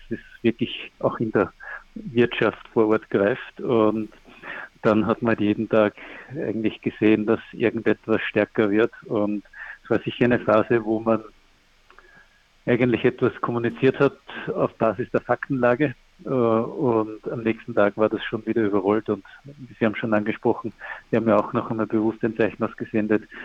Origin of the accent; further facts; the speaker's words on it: Austria; Ich komme aus Österreich